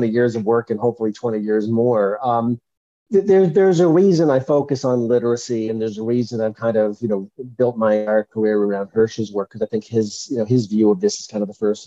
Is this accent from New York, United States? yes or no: yes; Long Island, New York, United States; I grew up on Long Island.